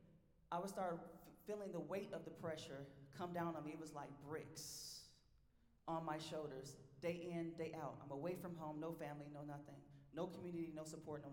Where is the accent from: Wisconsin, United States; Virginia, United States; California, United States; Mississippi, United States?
Wisconsin, United States; Milwaukee; moved away as an adult; also born or lived in Duluth, Minnesota; I'm from Milwaukee, Wisconsin